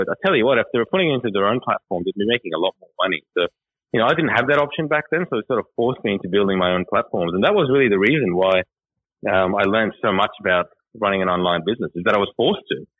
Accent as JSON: {"language": "English", "country": "Australia", "tie": "born or raised there", "also_born_or_lived": "Iran", "said": "I'm from Iran, but I've sort of grown up here. I've got that culture and that mentality, and I swear like any other Australian."}